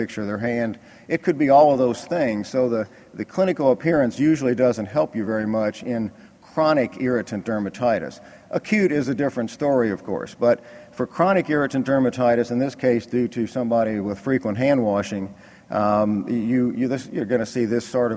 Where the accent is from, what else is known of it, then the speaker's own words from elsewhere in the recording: Kentucky, United States; I'm from Kentucky